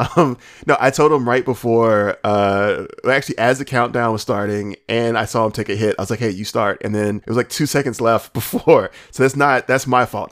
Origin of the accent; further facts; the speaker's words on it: Alabama, United States; I'm from Alabama